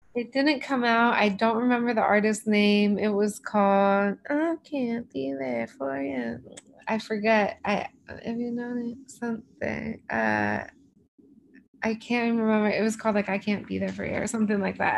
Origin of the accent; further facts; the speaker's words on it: Los Angeles, California, United States; I'm from